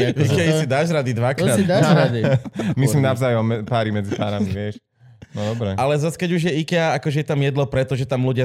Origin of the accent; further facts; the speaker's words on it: Dolný Kubín, Žilina Region, Slovakia; Ja som z Vravy z Dolného Kubina, tak ako aj Evelyn.